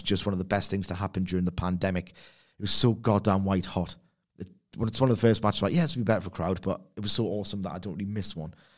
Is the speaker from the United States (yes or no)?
no; Newcastle upon Tyne, North East England, United Kingdom; I'm from Newcastle upon Tyne, England